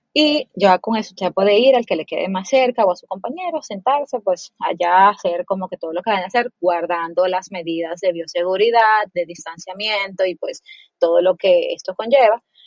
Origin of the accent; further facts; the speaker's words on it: Dominican Republic; moved away; also born or lived in Mexico / Colombia; yo soy dominicana